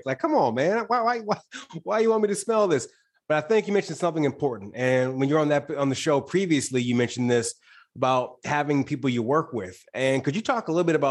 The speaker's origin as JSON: {"language": "English", "region": "Michigan", "country": "United States", "moved": "yes", "said": "I'm originally from Michigan"}